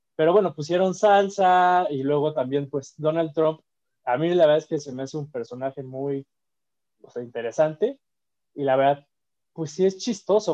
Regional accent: Mexico; nosotros somos mexicanos

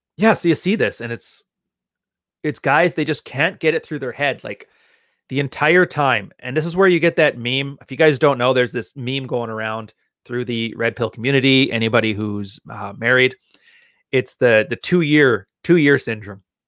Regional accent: Canada; I'm Canadian

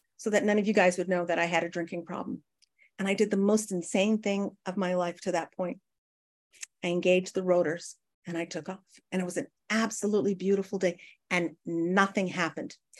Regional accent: Northern Canada, Canada; I grew up in Northern Canada where it, like, gets to minus forty

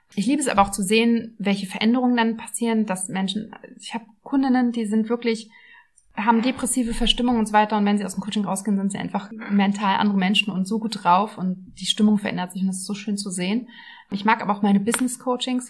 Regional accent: Berlin, Germany; Also ich bin Ur-Berlinerin, sehr selten, aber ja, ich bin in Berlin geboren und aufgewachsen, habe auch nie wirklich woanders gelebt

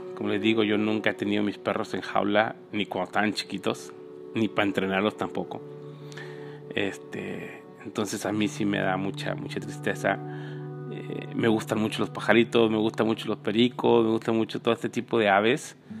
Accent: Mexico; moved away; viví en México, crecí en México

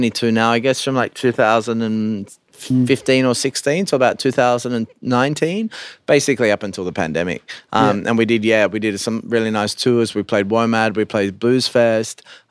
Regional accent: Australia; when I grew up in Australia

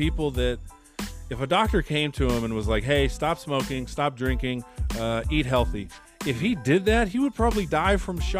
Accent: Bay Area, California, United States; I'm from the Bay Area

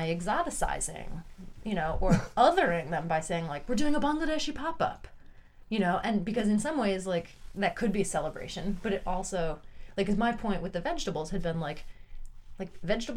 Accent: New York, United States; I grew up in New York

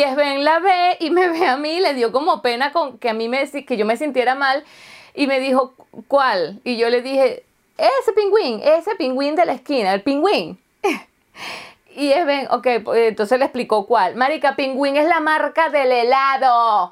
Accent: Venezuela; first language Spanish; now in Germany; yo soy suramericana y soy de Venezuela y tal, y acuérdate que yo, este, mi idioma materno entonces es español

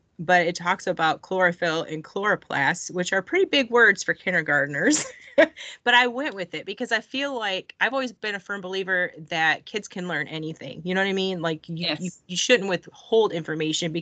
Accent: Michigan, United States; moved away as an adult; now in Georgia, United States; I've only been in Georgia for 7 years. And so I kept going back to Michigan and I'm from Michigan

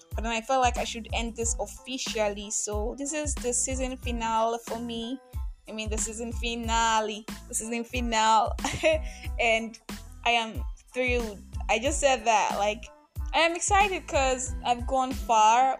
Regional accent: Nigeria; I'm Nigerian.

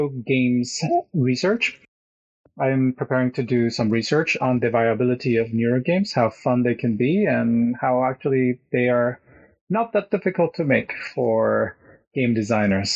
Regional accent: Mexico; moved away as an adult; also born or lived in Mexico City / Querétaro / Cologne, Germany; now in Norway; I come from Mexico

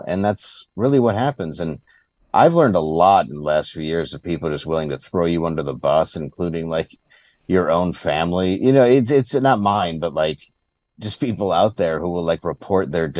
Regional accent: Michigan, United States; I grew up in Michigan

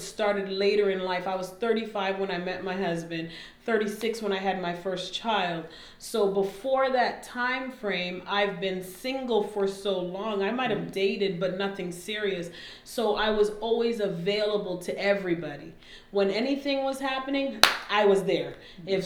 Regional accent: Canada; moved away as an adult; also born or lived in Alabama, United States; now in United States; I'm Canadian, moved here, came to undergrad in Oakwood

